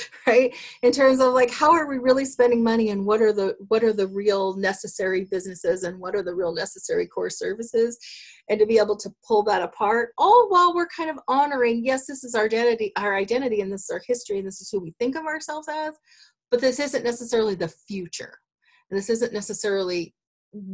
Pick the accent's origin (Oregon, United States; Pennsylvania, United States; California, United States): Oregon, United States; Douglas County; moved away as an adult; now in Springfield, United States; I grew up in Douglas County and I've been part, you know, grew up as part of a logging family.